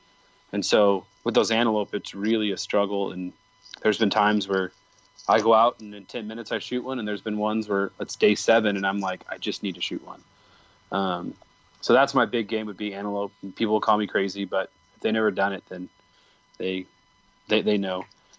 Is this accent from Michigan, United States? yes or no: yes; Michigan, United States; I grew up in near Paramount, which is a huge Dutch community.